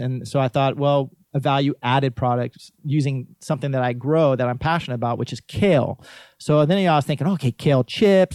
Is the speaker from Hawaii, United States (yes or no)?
yes; Waimanalo, Hawaii, United States; as a kid growing up in Waimanalo